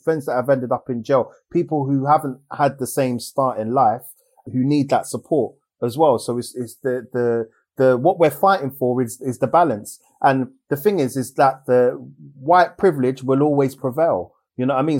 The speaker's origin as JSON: {"language": "English", "region": "England", "country": "United Kingdom", "tie": "born or raised there", "said": "the fact that I live here and I'm born here"}